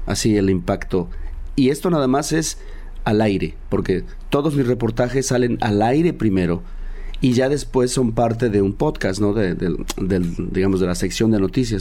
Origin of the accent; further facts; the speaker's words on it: Xalapa, Veracruz, Mexico; moved away as an adult; now in Los Angeles, United States; en mi tierra, Jalapa, Veracruz, cuando tenía 5 o 6